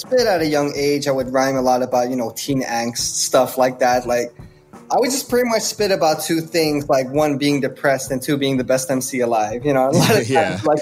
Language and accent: English; Netherlands; I grew up in the Netherlands